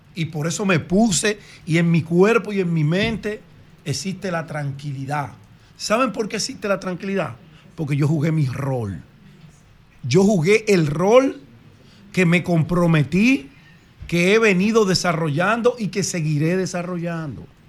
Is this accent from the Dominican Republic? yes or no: yes; Dominican Republic; Yo como buen dominicano